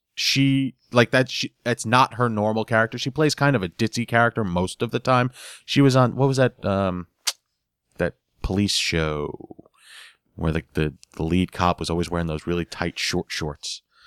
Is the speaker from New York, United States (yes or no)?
yes; New York, United States; growing up in New York, I had a very Hispanic family